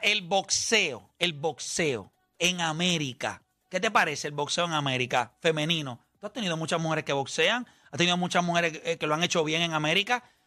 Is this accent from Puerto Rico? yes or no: yes; Las Piedras, Puerto Rico; yo soy de las Piedras